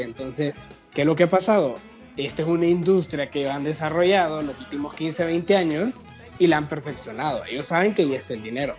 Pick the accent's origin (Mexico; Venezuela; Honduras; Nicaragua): Honduras; como, como hondureños